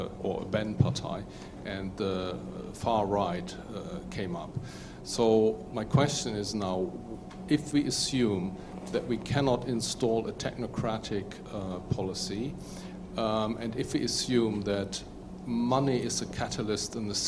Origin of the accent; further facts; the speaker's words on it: Germany; I'm from Germany.